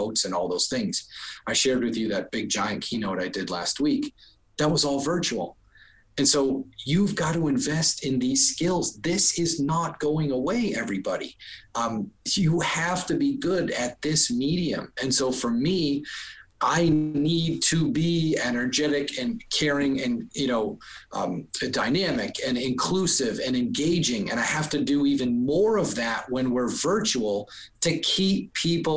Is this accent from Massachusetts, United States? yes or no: yes; Boston, Massachusetts, United States; I'm from Boston